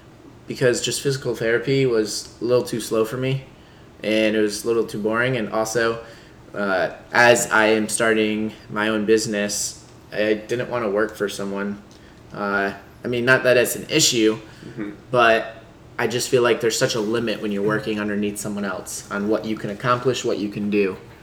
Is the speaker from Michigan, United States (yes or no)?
yes; Flushing, Michigan, United States; moved away; So, yeah, I'm from Michigan. Little old town called Flushing. Nice little toilet city. Basically right outside of Flint, too.